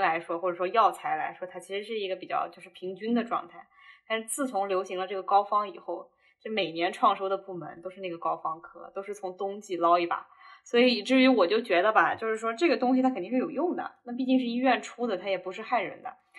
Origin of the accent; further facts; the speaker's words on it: southern China, China; 我又是在南方长大的